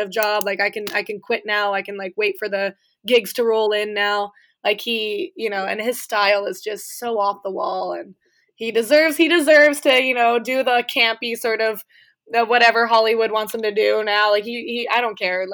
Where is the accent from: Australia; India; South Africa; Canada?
Canada; Thunder Bay, Ontario; I grew up in Thunder Bay